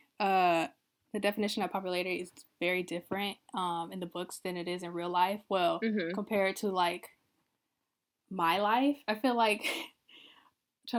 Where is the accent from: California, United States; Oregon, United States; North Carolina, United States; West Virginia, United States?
California, United States; the Bay Area; I'm from California, so, but I'm from the Bay, so that's different